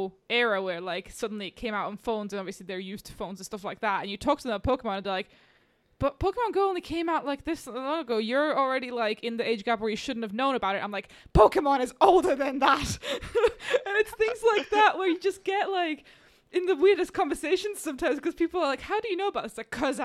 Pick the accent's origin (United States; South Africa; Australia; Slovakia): Slovakia; moved away; I grew up in Slovakia